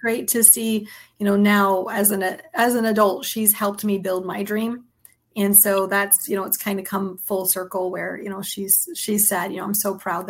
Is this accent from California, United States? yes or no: no; Southwest Florida, United States; also born or lived in Staten Island, New York; We moved down here in 84. So I was two. Wow. And so I grew up down here and, you know, tried for a little while to go away to college. And then I came right back. I was like, nothing is more beautiful than Southwest Florida. I'm coming home.